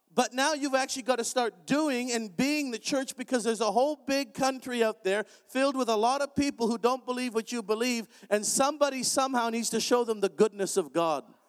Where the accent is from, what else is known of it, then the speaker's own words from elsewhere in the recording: Canada; I'm Canadian